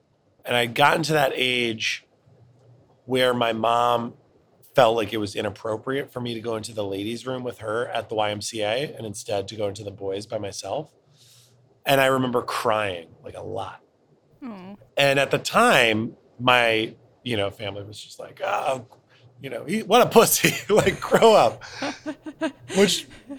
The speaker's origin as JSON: {"language": "English", "town": "Cleveland", "region": "Ohio", "country": "United States", "tie": "born or raised there", "said": "In Cleveland, Ohio."}